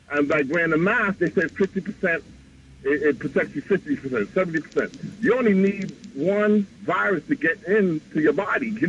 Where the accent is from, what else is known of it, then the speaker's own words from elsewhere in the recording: Queens, New York, United States; I'm from Queens.